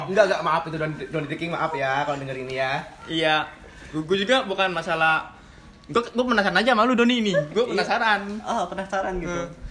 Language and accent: Indonesian; Lampung, Indonesia; also born or lived in Yogyakarta; aku sih murni apa lahir dari Jogja, cuman dari SD karena bapak pindah tugas jadi ke Lampung.